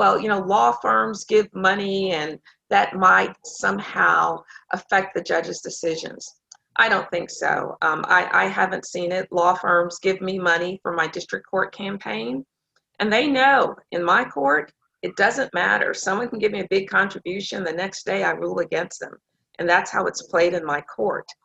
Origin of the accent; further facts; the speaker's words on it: Dallas, Texas, United States; I grew up here in Dallas